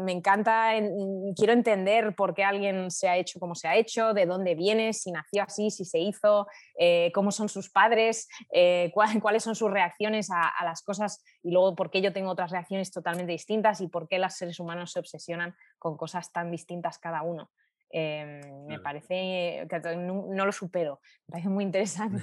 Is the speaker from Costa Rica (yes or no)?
no; Spain; Y cuando volvieron a España y ya nací yo, eh, yo crecí entre todos sus recuerdos